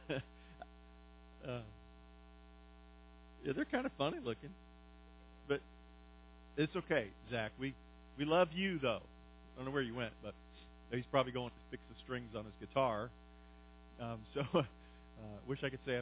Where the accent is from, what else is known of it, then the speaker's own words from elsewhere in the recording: Pennsylvania, United States; moved away; I grew up in Pennsylvania, and so the seasons are a part of my life